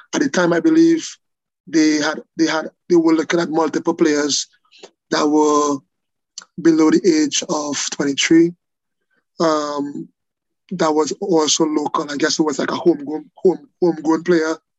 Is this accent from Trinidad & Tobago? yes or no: yes; Trinidad & Tobago; moved away; growing up in Trinidad